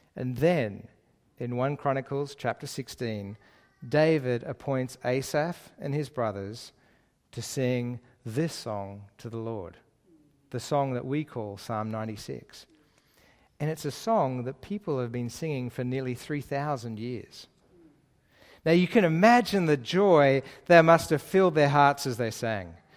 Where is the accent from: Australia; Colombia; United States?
Australia; Lane Cove, New South Wales; moved away as an adult; also born or lived in Middle East; I actually grew up just down the road in Lane Cove, uh, which is my, my hometown area